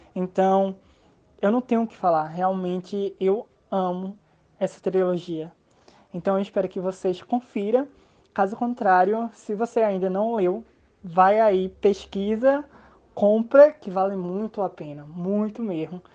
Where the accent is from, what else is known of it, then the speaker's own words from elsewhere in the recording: São Caetano, Pernambuco, Brazil; Sou do Pernambuco. Moro em uma cidade do interior chamada São Caetano.